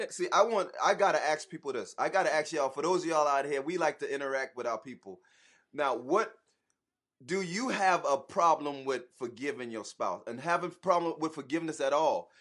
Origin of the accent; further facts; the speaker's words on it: Charleston, South Carolina, United States; now in Atlanta, United States; we are originally from Charleston, South Carolina, but we live in Atlanta right now